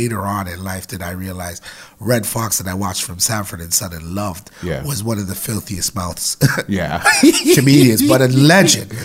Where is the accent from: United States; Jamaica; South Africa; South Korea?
Jamaica; now in Canada; I'm from Jamaica